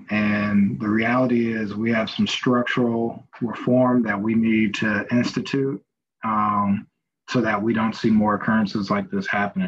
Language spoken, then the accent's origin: English; Oakland, California, United States; now in Seattle, United States; So I'm from Oakland, but I currently reside in Seattle.